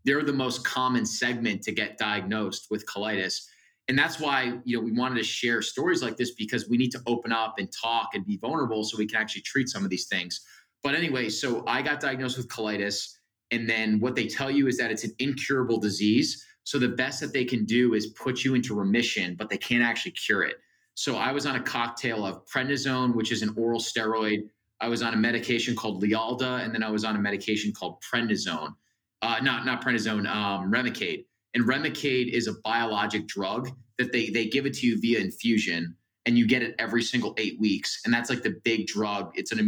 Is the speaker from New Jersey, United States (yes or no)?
yes; New Jersey, United States; And I'm from New Jersey. So that summer I was living at home in New Jersey